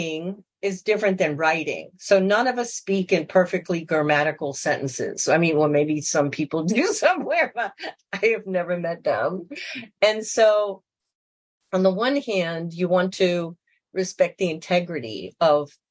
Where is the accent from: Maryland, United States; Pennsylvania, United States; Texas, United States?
Maryland, United States; Baltimore; moved away; also born or lived in Loisaida, New York / Nicaragua; I was born in Baltimore